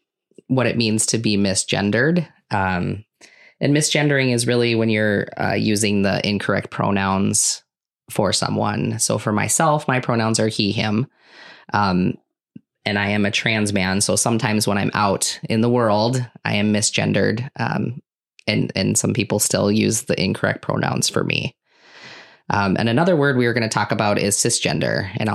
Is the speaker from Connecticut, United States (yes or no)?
yes; Connecticut, United States; now in Hartford, United States; I grew up kind of all over, but I graduated high school from Wabe.